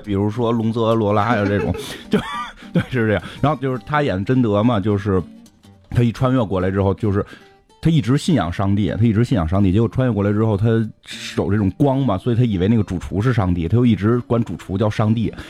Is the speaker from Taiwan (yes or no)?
no; China; 我们是中国人